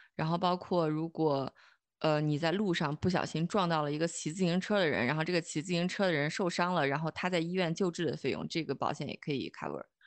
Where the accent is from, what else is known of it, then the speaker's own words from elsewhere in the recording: China; moved away as an adult; now in Germany; 我们中国人